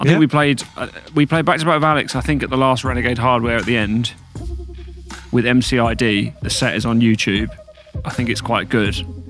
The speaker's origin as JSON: {"language": "English", "town": "Brighton", "region": "South East England", "country": "United Kingdom", "tie": "born or raised there", "said": "Yeah, born and bred."}